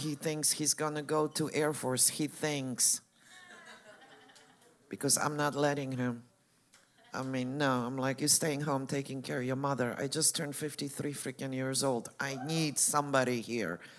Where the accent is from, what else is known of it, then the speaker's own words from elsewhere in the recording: Poland; moved away; I'm from Poland. I grew up Catholic.